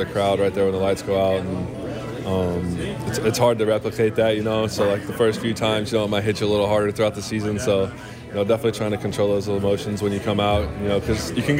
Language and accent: English; Tahlequah, Oklahoma, United States; moved away as an adult; now in Tulsa, United States; I'm from Tahlequah. I moved to Tulsa this year.